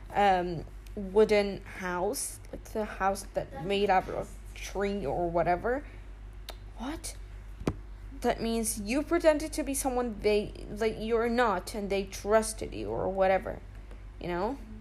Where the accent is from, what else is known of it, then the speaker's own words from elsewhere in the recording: United Arab Emirates; I'm from uh, the United Arab Emirates